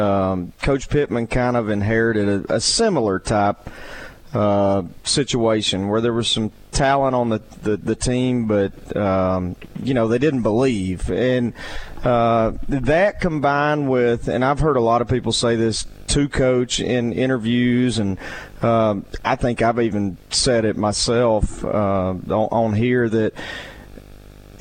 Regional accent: Central Arkansas, United States; I was the same way as a Central Arkansas kid

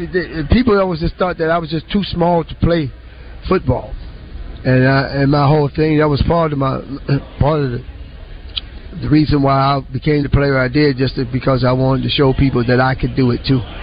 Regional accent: Beaver County, about thirty minutes from Pittsburgh, Pennsylvania, United States; not far from from my hometown, about thirty minutes away.

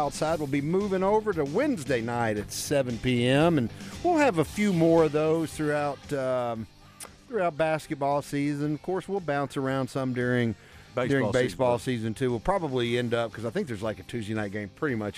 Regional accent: Pine Bluff, Arkansas, United States; a guy that I grew up with in Pine Bluff

